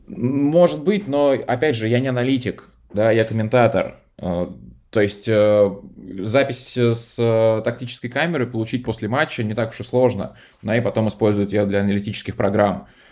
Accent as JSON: {"language": "Russian", "region": "Moscow", "country": "Russia", "tie": "born or raised there", "said": "в детстве еще в Москве"}